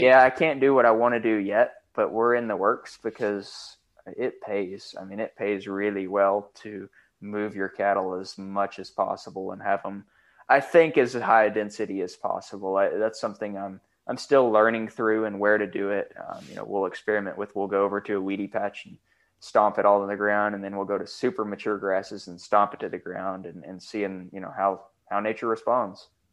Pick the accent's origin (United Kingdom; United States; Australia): United States; Canadian, Texas; I grew up on this ranch, um, in Canadian, and, and I'm living in the house that I actually grew up in.